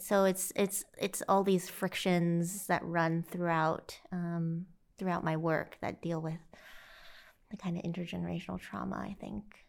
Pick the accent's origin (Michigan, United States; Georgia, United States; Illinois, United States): Illinois, United States; St. Louis; also born or lived in China / Carbondale, Illinois; I grew up in the Midwest of the U S, uh, Illinois, and eventually spent most of my time in, in Saint Louis and the surrounding areas there.